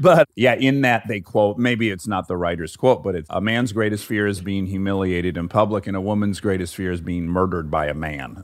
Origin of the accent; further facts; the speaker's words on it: Detroit, Michigan, United States; moved away; 'cause I'm from Detroit.